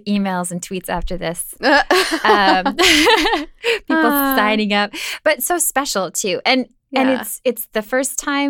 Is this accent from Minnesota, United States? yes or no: yes; Minnesota, United States; also born or lived in Miami; And I'm from Minnesota where like you basically wear clothes in the shower.